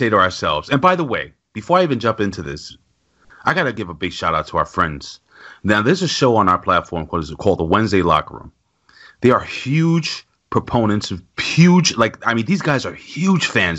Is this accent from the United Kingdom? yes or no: no; New York City, New York, United States; I lived in the projects. I'm from New York City